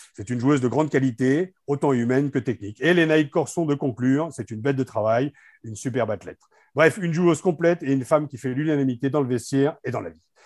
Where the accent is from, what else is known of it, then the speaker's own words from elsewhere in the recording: Beauvais, Hauts-de-France, France; Je suis Picard, hein, je suis fier d'être Beauvaisier